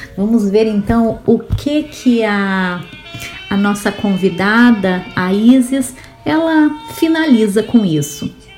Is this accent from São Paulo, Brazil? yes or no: no; Rio Grande do Sul, Brazil; Eu sou gaúcha